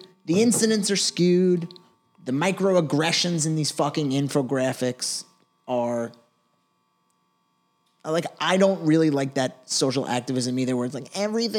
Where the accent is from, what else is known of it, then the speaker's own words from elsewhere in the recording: United States; me as an American Jew, I've been to Israel and been to the West Bank.